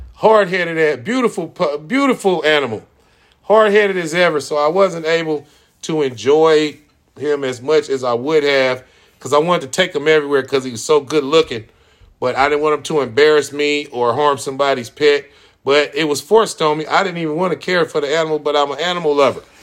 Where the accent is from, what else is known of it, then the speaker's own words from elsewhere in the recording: United States; I was born in the United States and multiple generations before me were born in the United States